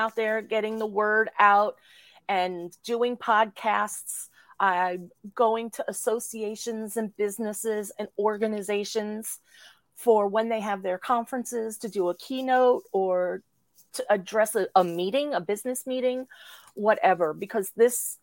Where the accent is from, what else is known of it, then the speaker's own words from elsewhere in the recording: New Jersey, United States; I was born and raised in New Jersey